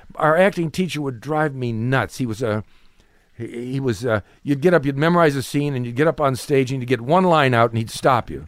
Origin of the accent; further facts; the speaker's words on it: Cleveland, Ohio, United States; moved away; I'm from Cleveland, Ohio